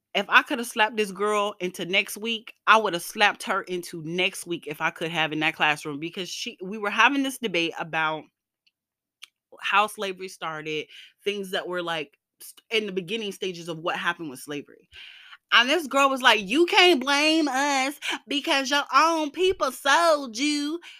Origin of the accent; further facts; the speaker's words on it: the South, United States; moved away; I went to school in the South, I grew up in the South